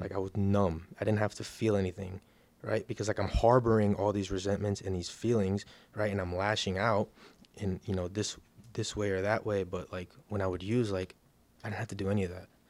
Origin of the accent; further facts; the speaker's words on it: Miami Gardens, Florida, United States; I'm from Miami, Miami Gardens